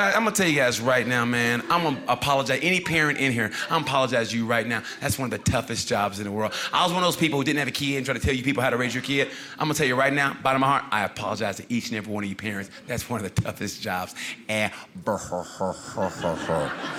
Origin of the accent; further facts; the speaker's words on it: Oklahoma, United States; I want to open up a Native American restaurant. There's none of those there. I'm from Oklahoma. I could do it.